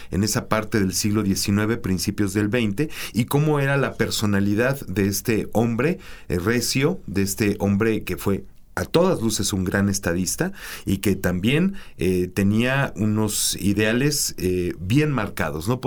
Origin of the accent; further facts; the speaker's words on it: Mexico; soy mexicano